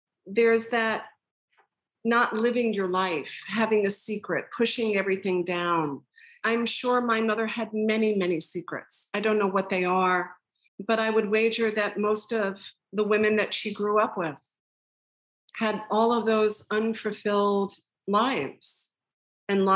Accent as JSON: {"language": "English", "area": "Long Island", "region": "New York", "country": "United States", "tie": "born or raised there", "said": "I grew up on Long Island"}